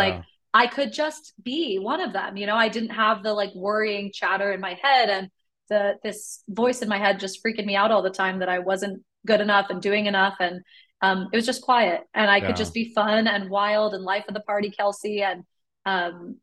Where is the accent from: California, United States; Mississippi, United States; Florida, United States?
California, United States; Sacramento; also born or lived in Carrollton, Texas; now in Texas, United States; as a kid growing up in California